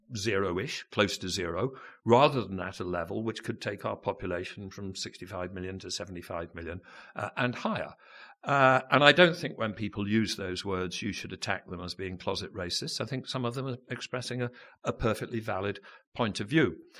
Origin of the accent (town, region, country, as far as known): United Kingdom